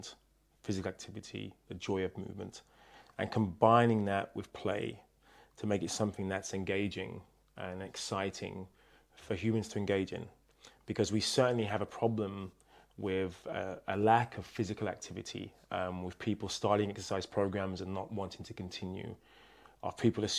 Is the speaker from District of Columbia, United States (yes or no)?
no; New Jersey, United States; Yes, and the fake accent, because I'm actually from New Jersey.